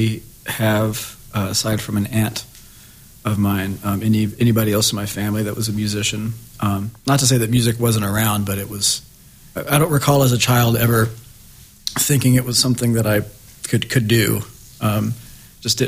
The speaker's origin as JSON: {"language": "English", "town": "Harriman", "region": "Tennessee", "country": "United States", "tie": "born or raised there", "also_born_or_lived": "Knoxville, Tennessee", "moved": "as an adult", "lives_now": "Iowa City, United States", "said": "I grew up in East Tennessee"}